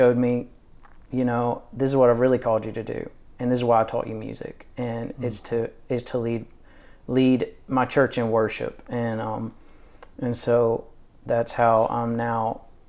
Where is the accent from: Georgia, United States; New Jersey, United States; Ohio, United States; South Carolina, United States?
Georgia, United States; But I grew up in Northeast Georgia. My parents still live in the same area on kind of same land.